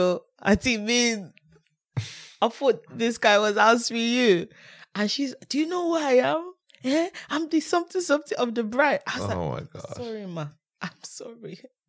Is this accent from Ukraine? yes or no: no; Nigeria; Watching Food Network in Nigeria.